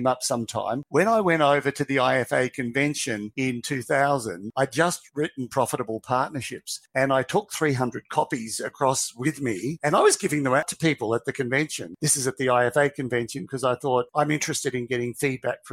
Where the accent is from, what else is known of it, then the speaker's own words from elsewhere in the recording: Australia; from Australia and I've got 3 staff